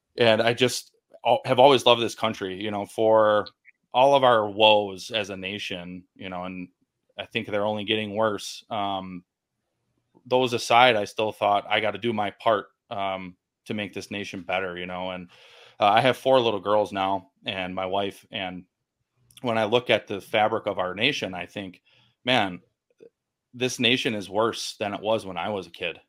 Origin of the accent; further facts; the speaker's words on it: Milwaukee, Wisconsin, United States; born and raised in Milwaukee, Wisconsin